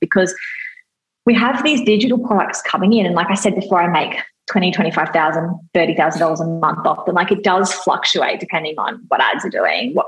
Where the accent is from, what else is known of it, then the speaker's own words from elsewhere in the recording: Australia; I'm Australian